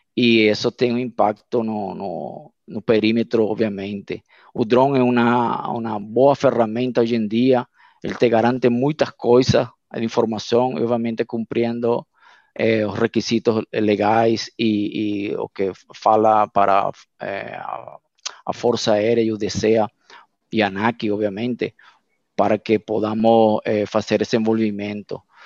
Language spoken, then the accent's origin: Portuguese; Venezuela; Portuguese is a second language; moved away as an adult; now in Brazil; eu sou venezuelano, meus pais são portugueses e minha família é brasileira